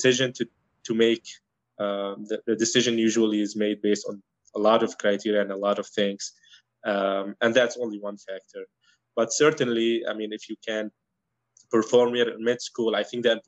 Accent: Aleppo, Aleppo Governorate, Syria; moved away as an adult; now in Cleveland, United States; So I'm from Syria. I was born and raised in Aleppo

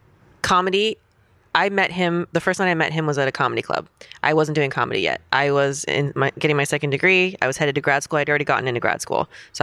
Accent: Florida, United States; I'm from Florida. I'm kind of hood.

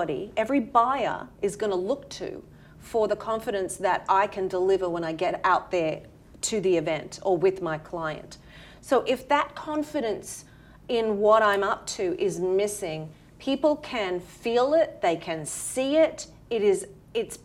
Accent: Australia; accent: Australian; moved away as an adult; now in New York City, United States; originally, as you can tell from my accent, from Australia

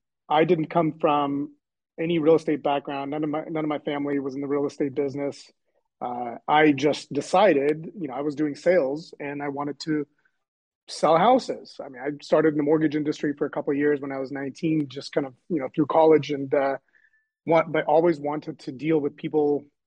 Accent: Shoreline, Washington, United States; also born or lived in Ukraine / Seattle / Lynnwood; now in Kirkland, United States; I used to live in Seattle. I grew up in Shoreline, Richmond Beach, and always came to Kirkland to hang out.

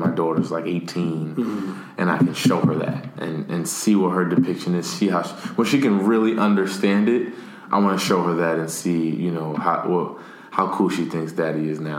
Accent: Paterson, New Jersey, United States; that was me growing up in Patterson, New Jersey, going through what I was going through.

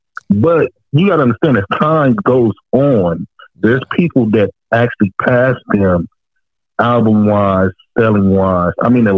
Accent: West Coast, United States; I grew up on the West Coast.

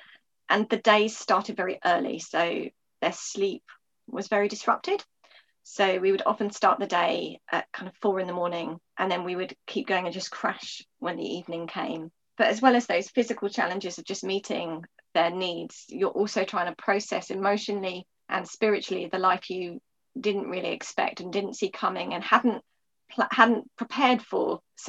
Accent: Eastbourne, South East England, United Kingdom; I grew up in Eastbourne. I've stayed in the town I was born in. I'm a mum of three kids.

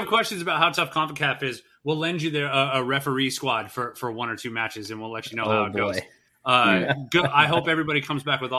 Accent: United States; as an American soccer fan

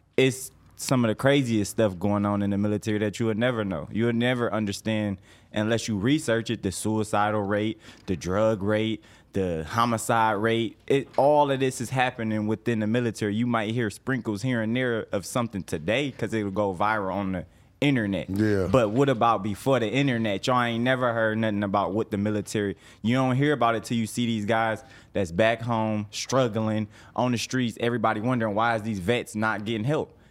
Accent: Detroit, Michigan, United States; moved away as an adult; now in Atlanta, United States; I'm from Detroit originally

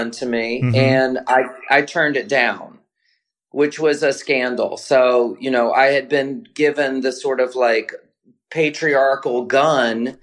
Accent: the South, United States; now in New York, United States; I'm from the South.

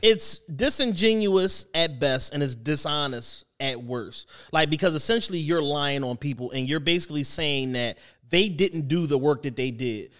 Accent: Philadelphia, Pennsylvania, United States

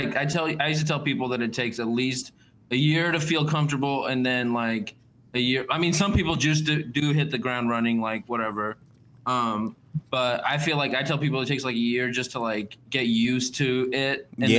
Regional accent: California, United States; moved away as an adult; now in Baltimore, United States; I'm from California

